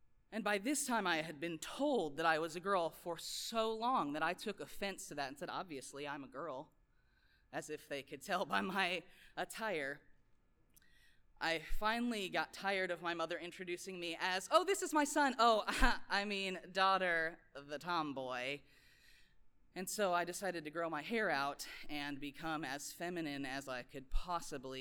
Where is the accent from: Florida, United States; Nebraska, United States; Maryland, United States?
Nebraska, United States; Lincoln; I grew up in Lincoln, Nebraska